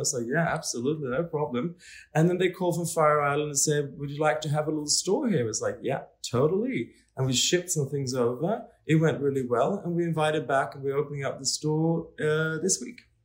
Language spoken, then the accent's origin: English; Stockholm, Stockholm County, Sweden; now in Paris, France; I'm from Stockholm